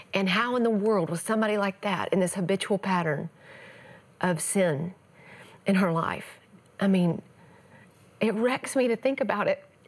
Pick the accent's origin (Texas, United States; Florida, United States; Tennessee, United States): Texas, United States; East; born or raised there